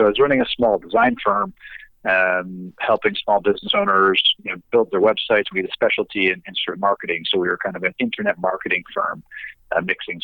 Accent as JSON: {"language": "English", "country": "Canada", "said": "we're Canadian"}